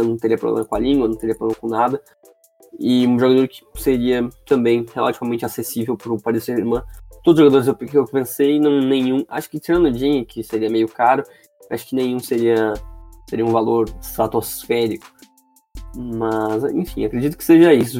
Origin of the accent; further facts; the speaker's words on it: Gaúcho, Rio Grande do Sul, Brazil; sou gaúcho.